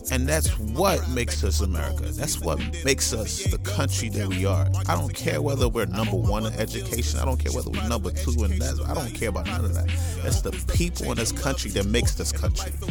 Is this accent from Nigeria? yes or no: yes; Nigeria; I'm Nigerian, like they don't really big up joining the military